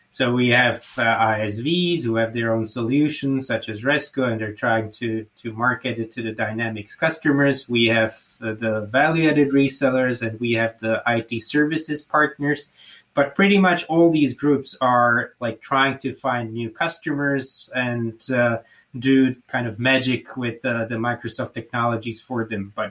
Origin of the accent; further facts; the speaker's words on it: Slovakia; first language Slovak; English is a second language; because in my mother tongue, which is Slovak, Ludia means people